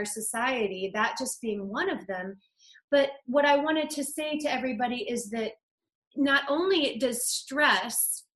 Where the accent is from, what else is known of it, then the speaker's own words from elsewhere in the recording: Ohio, United States; also born or lived in New England / Arizona; now in California, United States; I grew up in Ohio.